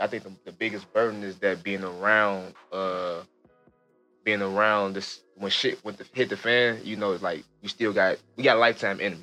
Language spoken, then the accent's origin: English; Chicago, Illinois, United States; I'm from Chicago, man. I come from Chicago. I come from the low end